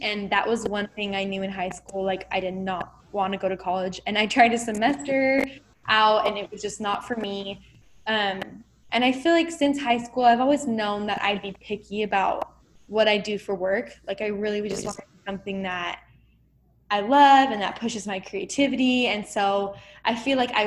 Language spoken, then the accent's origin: English; Arizona, United States; also born or lived in California / Mesa, Arizona; I was born in California, but raised in Arizona, and I'm still here